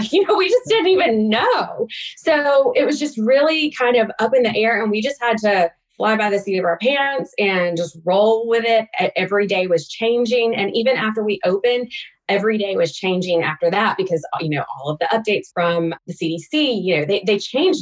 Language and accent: English; Alabama, United States; moved away as an adult; now in Atlanta, United States; I grew up in Alabama on a farm, but I moved to Atlanta after graduating from college and have been here ever since